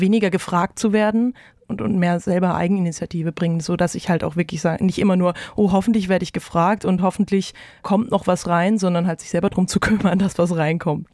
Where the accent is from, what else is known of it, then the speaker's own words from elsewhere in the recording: Bretten, Baden-Württemberg, Germany; now in Mainz, Germany; Ich komme ursprünglich aus dem Badischen in, in der Nähe von Karlsruhe, Bretten